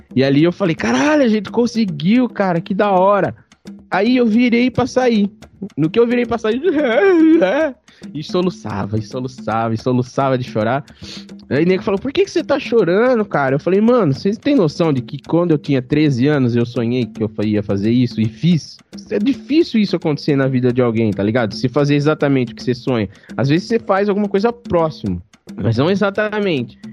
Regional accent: Barra Bonita, São Paulo, Brazil; moved away; Eu sou de Barra Bonita

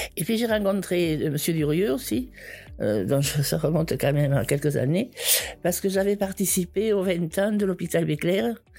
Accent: Foix, Occitania, France; also born or lived in Toulouse; je suis née à Foix il y a 74 ans

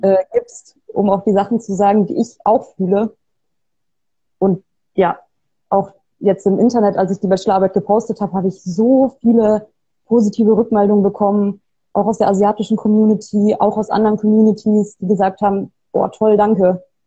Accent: Bavaria, Germany; moved away; also born or lived in Trier; ich komme aus Bayern. Ich bin ähm, nicht in Bayern geboren, ich bin da aufgewachsen

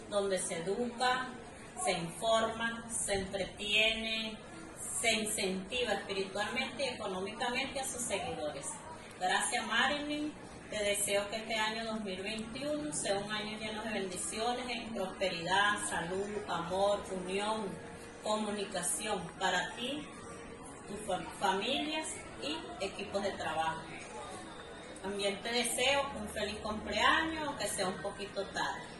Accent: Venezuela; soy de Venezuela, uno de los ganadores del programa

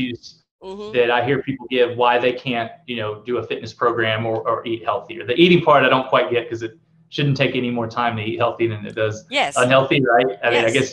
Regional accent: the South, United States; I'm from the South, so I say amen

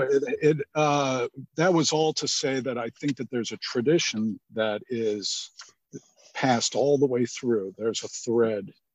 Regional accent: Cleveland, Ohio, United States; I grew up in Cleveland, and we had a really good on the west side of Cleveland

